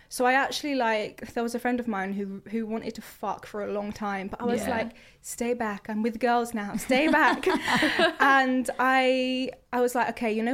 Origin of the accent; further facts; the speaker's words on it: Croydon, London, United Kingdom; I'm from Croydon as well